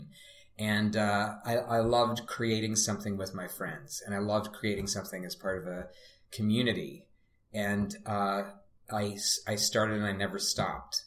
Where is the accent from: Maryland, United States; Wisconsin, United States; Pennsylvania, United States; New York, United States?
Pennsylvania, United States; Pittsburgh; I grew up in Pittsburgh